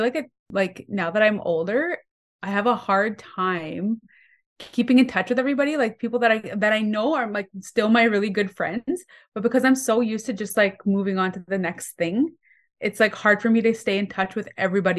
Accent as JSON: {"language": "English", "region": "Manitoba", "country": "Canada", "tie": "born or raised there", "said": "So I'm Cree from Missipi State Cree Nation. I grew up pretty much moving all over Manitoba, all the northern communities."}